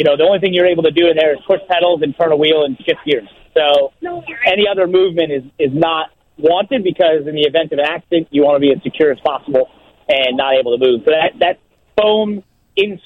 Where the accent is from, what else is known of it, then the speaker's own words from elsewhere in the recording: New York City, New York, United States; I'm from New York City